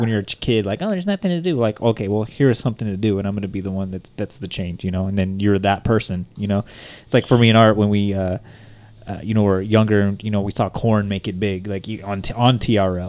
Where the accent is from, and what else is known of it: Bakersfield, California, United States